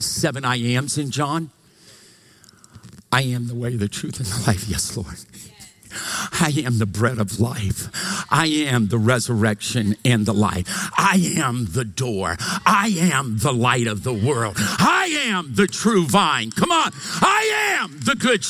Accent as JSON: {"language": "English", "region": "Louisiana", "country": "United States", "moved": "yes", "lives_now": "Meridian, United States", "said": "we're from Louisiana"}